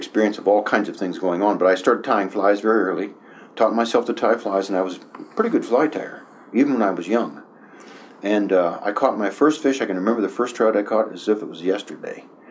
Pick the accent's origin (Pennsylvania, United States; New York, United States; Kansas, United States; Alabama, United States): Pennsylvania, United States; Oil City; I was born and raised in Western Pennsylvania